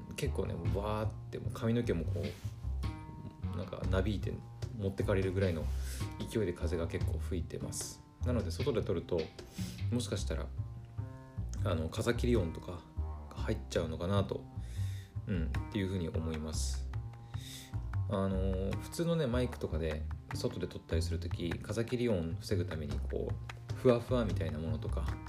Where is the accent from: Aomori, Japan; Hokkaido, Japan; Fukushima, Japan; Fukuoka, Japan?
Aomori, Japan; born or raised there